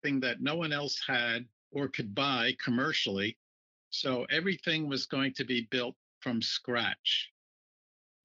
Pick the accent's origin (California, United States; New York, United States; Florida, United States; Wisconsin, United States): New York, United States; Long Island; I grew up and lived on Long Island, just about 15 minutes away